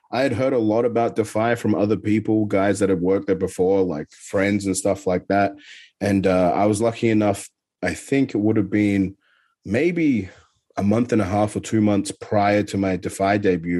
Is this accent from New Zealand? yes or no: no; Adelaide, South Australia, Australia; there was a certain roller skating rink in my hometown in Adelaide that actually was really good.